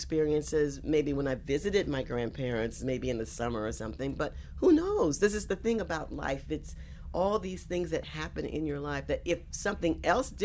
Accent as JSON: {"language": "English", "region": "South Carolina", "country": "United States", "tie": "born or raised there", "moved": "yes", "lives_now": "New York, United States", "said": "I was born here in New York, but I grew up in South Carolina"}